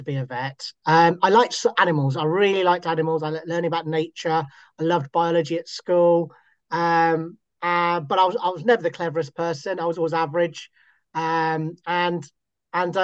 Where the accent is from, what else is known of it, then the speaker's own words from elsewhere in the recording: Scotland, United Kingdom; moved away; born and bred in Scotland, and so I've lived all over the UK